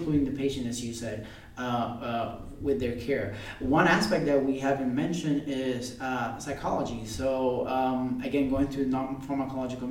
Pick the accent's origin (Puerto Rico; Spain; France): Puerto Rico; I grew up in Puerto Rico. I came here to work for a couple of years, and now I'm back there